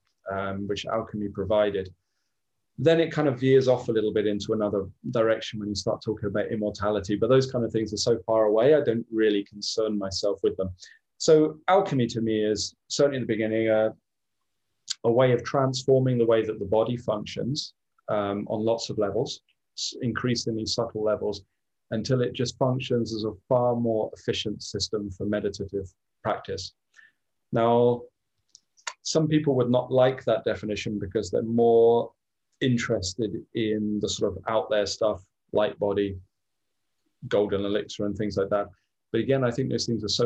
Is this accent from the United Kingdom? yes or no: yes; near Glastonbury, South West England, United Kingdom; I grew up near Glastonbury